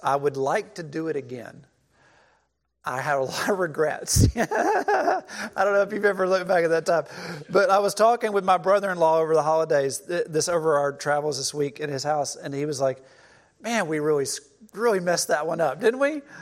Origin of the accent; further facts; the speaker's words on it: Cleveland, Mississippi, United States; moved away as an adult; growing up in Cleveland, Mississippi